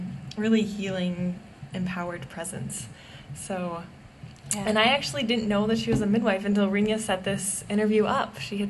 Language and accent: English; Northfield, Minnesota, United States; when I was growing up in Northfield.